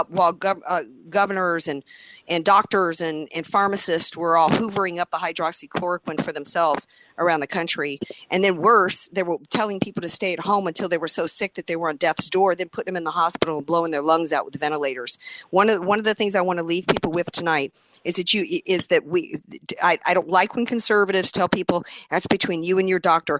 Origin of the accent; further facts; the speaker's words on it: the South, Southern United States, United States; now in San Diego, United States; I'm a Southerner.